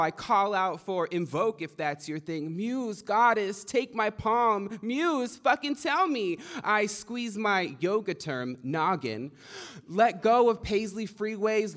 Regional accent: Kumeyaay Nation, near San Diego, Southern California, United States; I'm from the Kumeyaay Nation, uh, near San Diego in Southern California.

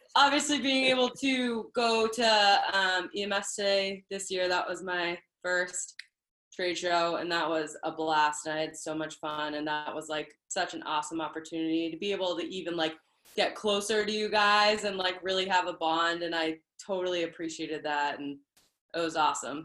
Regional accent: Boston, Massachusetts, United States; I am from Boston

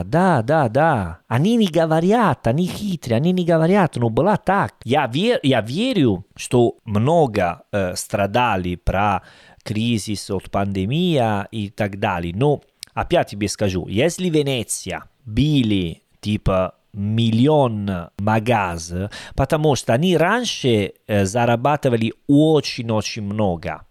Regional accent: Salerno, Campania, Italy; Russian is a second language; Я из Салерно, это уже юге

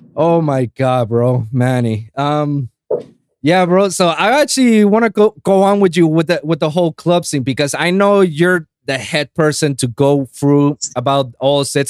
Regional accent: Puerto Rico; I grew up in Puerto Rico

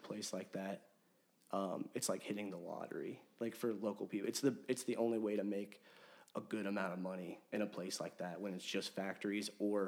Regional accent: Kokomo, Indiana, United States; moved away as an adult; also born or lived in Sebring, Florida; now in Nashville, United States; I ended up moving back to Kokomo, my hometown

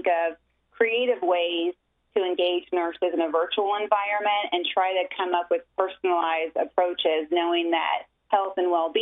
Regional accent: Ohio, United States; moved away as an adult; now in Tampa, United States; I'm originally from Ohio, came to the University of Tampa on a basketball scholarship

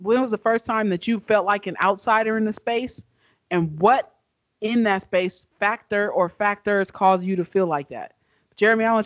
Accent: Omaha, Nebraska, United States; moved away as an adult; also born or lived in New Mexico; I grew up in Omaha, Nebraska, in North Omaha

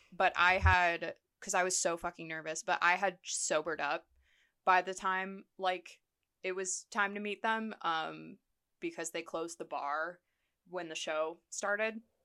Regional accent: Columbus, Ohio, United States; moved away; my hometown of Columbus

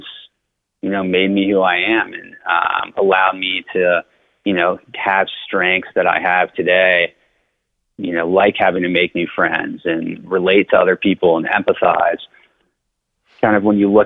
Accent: Cincinnati, Ohio, United States; also born or lived in Denver, Colorado; I grew up on the east side of Cincinnati in High Park

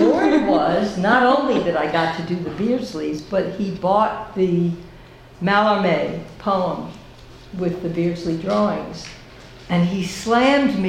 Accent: United States; I'm an American

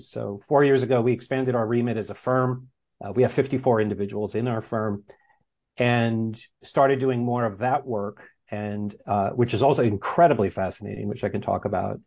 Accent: New York, United States; moved away as an adult; also born or lived in Los Angeles; now in Santa Ynez Valley, United States; I'm a product of New York public schools

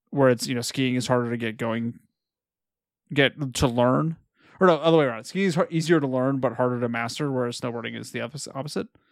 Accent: California, United States; We're all raised Californians.

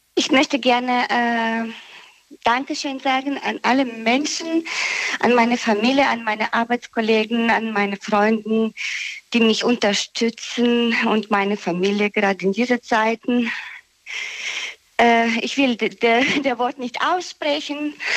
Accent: Viernheim, Hesse, Germany; Ich komme aus Viernheim

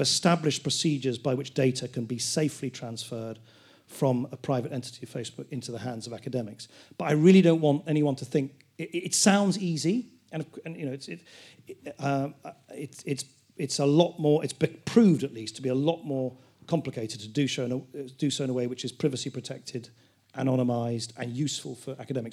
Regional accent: United Kingdom; as a Brit, a member of a country about to leave the European Union

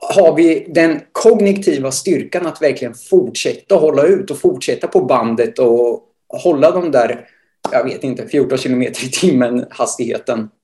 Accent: Motala, Östergötland, Sweden; född och uppvuxen i Motala där jag också nu bor och arbetar.

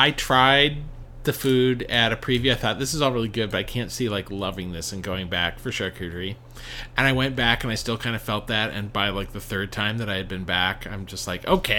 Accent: Kansas, United States; moved away; I grew up in Kansas

